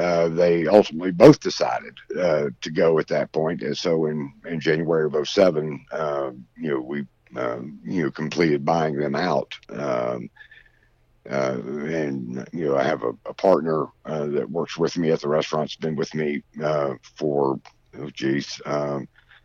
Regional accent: Greensboro, North Carolina, United States; I'm from Greensboro

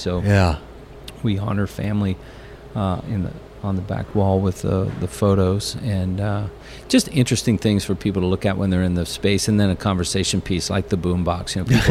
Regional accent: Pennsylvania, United States; moved away; I grew up, like I said, I grew up in Pennsylvania

